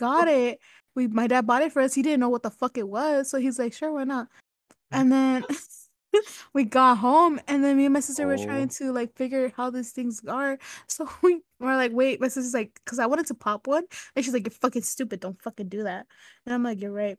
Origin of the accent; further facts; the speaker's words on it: Ontario, California, United States; also born or lived in San Bernardino; we moved into the house that I grew up in Ontario